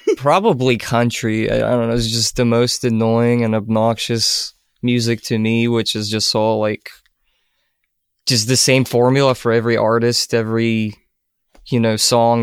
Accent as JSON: {"language": "English", "country": "Ukraine", "moved": "yes", "said": "I'm originally from Ukraine"}